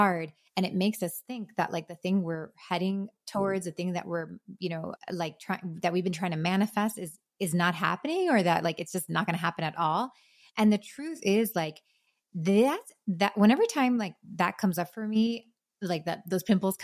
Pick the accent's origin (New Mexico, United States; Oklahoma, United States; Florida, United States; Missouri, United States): Florida, United States; Miami; moved away as an adult; now in North Carolina, United States; I'm from Miami, was raising my family there. My husband's from there. We're both Cuban kids